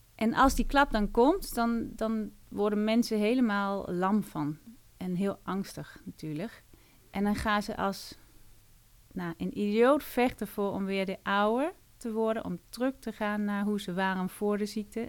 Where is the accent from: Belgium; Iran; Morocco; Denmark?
Denmark; Dutch is a second language; moved away as an adult; now in Netherlands; Ik kom uit Denemarken